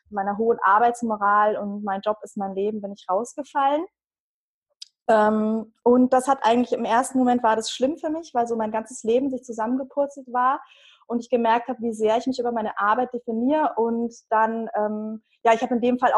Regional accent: Bavaria, Germany; Ich äh, bin seit 15 Jahren, 15 Jahren, also ich bin aus Bayern, das hört man

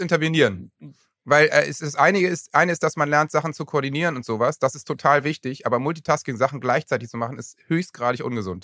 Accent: Lower Saxony, Germany; ich komme ja aus Niedersachsen

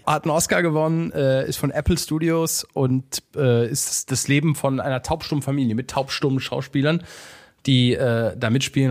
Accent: Cologne, North Rhine-Westphalia, Germany; ich bin ein Kölner äh, rheinisch rheinländisches Rich Kid

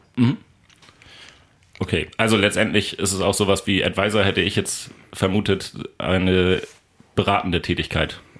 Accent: Lünzen, Lower Saxony, Germany; also born or lived in Soltau; Von Soltau einmal nach Lünzen und dann lange Zeit da geblieben

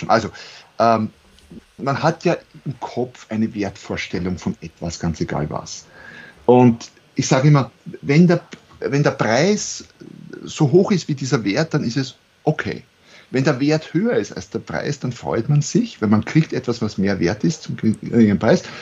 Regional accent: Austria; accent: Austrian

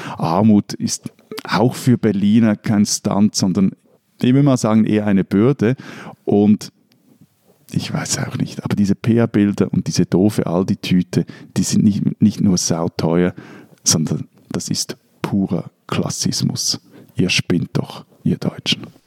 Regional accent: Switzerland; ich als Schweizer

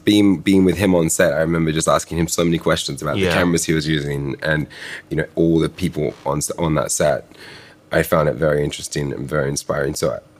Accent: Currumbin Valley, Queensland, Australia; moved away; my hometown, Crumlin Valley.

